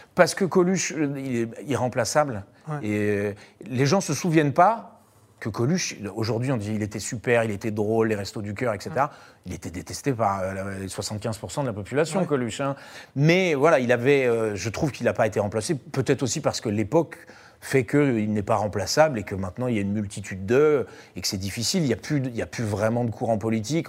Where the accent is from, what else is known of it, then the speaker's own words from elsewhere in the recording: Paris, Île-de-France, France; je suis parisien